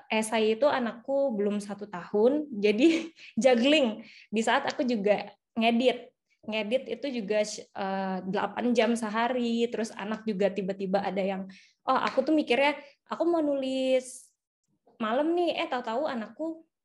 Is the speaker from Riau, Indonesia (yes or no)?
no; Bukittinggi, West Sumatra, Indonesia; memotivasi anak desa aku kan sebenarnya dari Bukit Tinggi dari Sumatera Barat yang tadinya sama sekali nggak kepikiran mau kuliah di Jawa